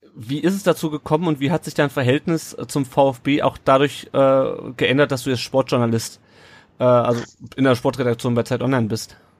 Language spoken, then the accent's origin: German; Kassel, Hesse, Germany; Ich komme aus Kassel ursprünglich